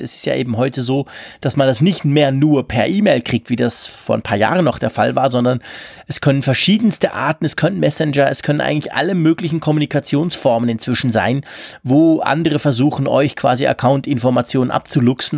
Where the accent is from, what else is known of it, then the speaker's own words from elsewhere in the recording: Switzerland; bei uns in der Schweiz